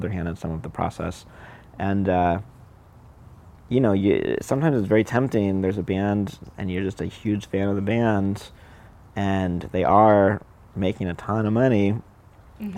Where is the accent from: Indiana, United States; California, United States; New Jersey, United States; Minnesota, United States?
California, United States; Southern; I grew up in Southern California.